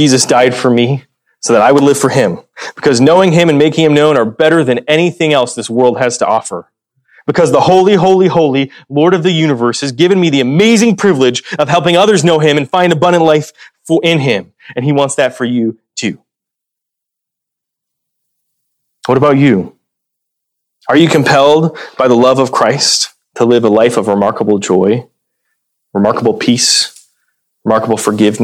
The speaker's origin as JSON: {"language": "English", "town": "Dubuque", "region": "Iowa", "country": "United States", "tie": "born or raised there", "moved": "yes", "said": "my hometown of Dubuque"}